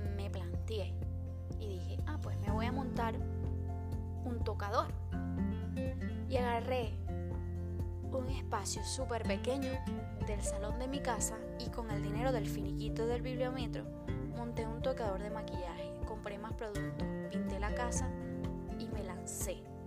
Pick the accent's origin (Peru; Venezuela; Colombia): Venezuela; moved away as an adult; also born or lived in Madrid, Spain; now in Spain; En mi país, Venezuela, para los que no saben de dónde vengo, realicé mi primer curso de maquillaje